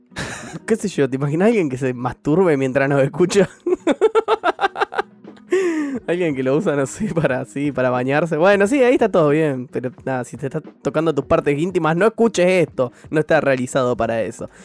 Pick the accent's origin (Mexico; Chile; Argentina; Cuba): Argentina; Zárate, Buenos Aires Province; Nosotros somos de Zárate